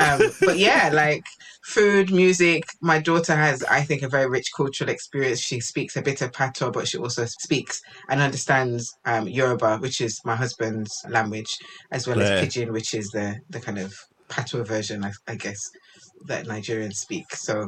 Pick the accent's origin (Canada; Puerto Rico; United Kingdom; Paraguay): United Kingdom; I am a British-born Jamaican of African ancestry